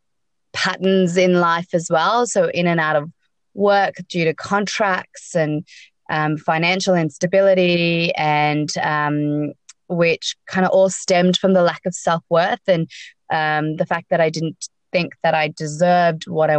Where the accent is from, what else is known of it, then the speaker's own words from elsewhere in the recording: Sydney, New South Wales, Australia; also born or lived in South Africa; I was born in South Africa, grown up in Sydney.